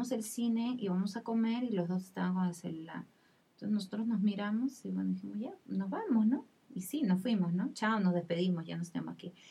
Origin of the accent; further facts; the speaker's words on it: Peru; yo digo, bueno, soy peruana y por ahí eh, puedo decir las cosas